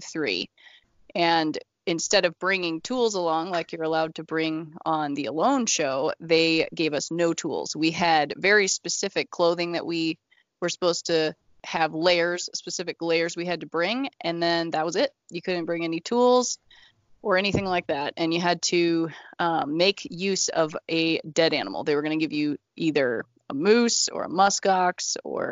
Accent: Idaho, United States; moved away as an adult; now in Montana, United States; right now I live in Montana. I grew up in Idaho.

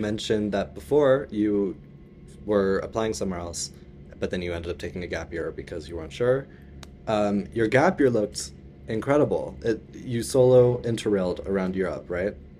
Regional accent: northern Colorado, United States; also born or lived in Illinois / Germany; now in Netherlands; I'm currently here in northern Colorado, For those of you who have been following me for a while, you would know that this is where I'm from. Um, I was born in Illinois, and then I moved here for eleven years before moving to Germany

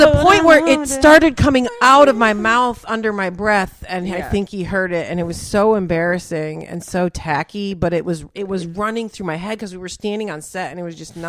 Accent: Trenton, Michigan, United States; moved away as an adult; also born or lived in Detroit / San Francisco; now in Los Angeles, United States; I'm from Trenton, Michigan, south of Detroit.

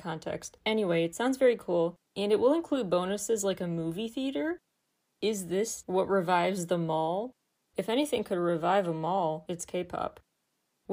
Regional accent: Chicago, Illinois, United States; I'm from Chicago

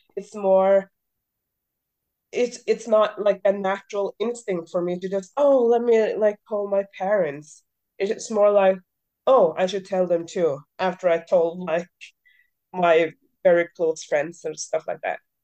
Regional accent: Scotland, United Kingdom; I'm Scottish

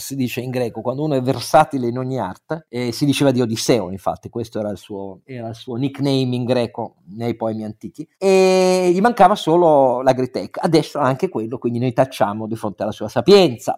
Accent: Piedmont, Italy; io sono piemontese

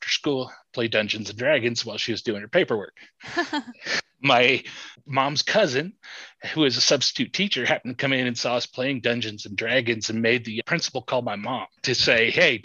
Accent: near South Bend, Northern Indiana, United States; now in central Indiana, United States; I grew up in Northern Indiana by South Bend

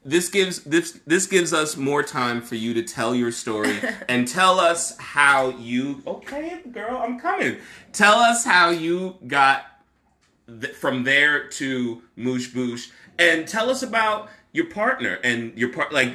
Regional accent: Newark, New Jersey, United States; I am from Newark. I'm familiar with Westside

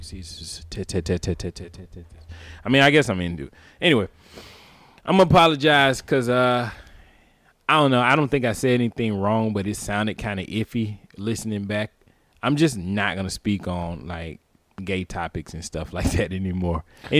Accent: the South, United States; we're both black, we're from the South

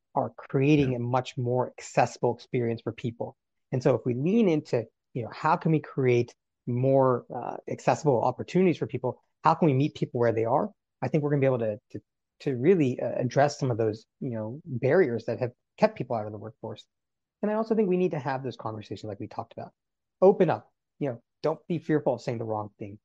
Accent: North Carolina, United States; as a child growing up in North Carolina.

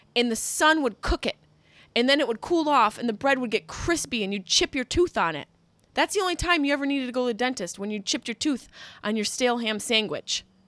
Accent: Liverpool, New York, United States; now in Los Angeles, United States; Liverpool, Cuse

